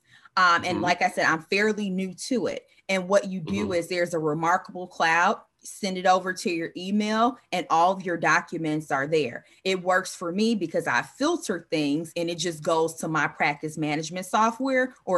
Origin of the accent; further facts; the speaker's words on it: Chicago, Illinois, United States; We're Chicagoan.